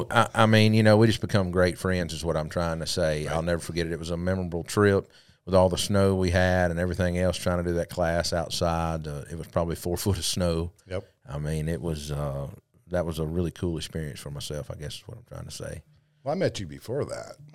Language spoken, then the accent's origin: English; Clarkston, Michigan, United States; Uh, from Michigan, Clarkston, Michigan.